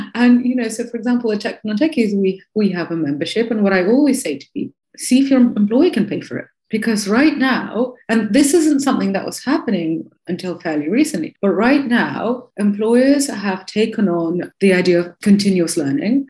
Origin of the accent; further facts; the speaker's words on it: Moscow, Russia; moved away; also born or lived in Bristol, United Kingdom / Chicago, United States; I'm from Moscow.